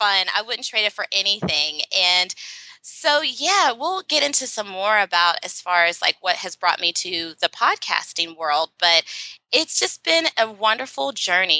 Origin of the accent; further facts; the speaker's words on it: Alderson, West Virginia, United States; moved away as an adult; also born or lived in New York City; I was born and raised in a small town in West Virginia, made famous by Martha Stewart, in unfortunate circumstances. She served her prison sentence in Alderson, West Virginia at the federal women's prison. And that's my hometown.